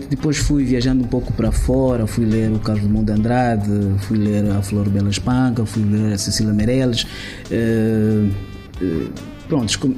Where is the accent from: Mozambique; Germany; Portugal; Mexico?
Mozambique; moved away; eu sou de Climano